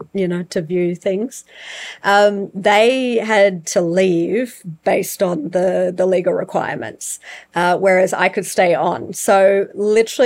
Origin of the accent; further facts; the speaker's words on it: Australia; now in South Africa; as an Aussie